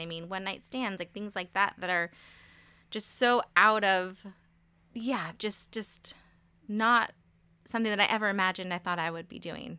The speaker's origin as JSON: {"language": "English", "town": "Modesto", "region": "California", "country": "United States", "tie": "born or raised there", "said": "I was born in Modesto, California. So, I've born and raised for the most part here"}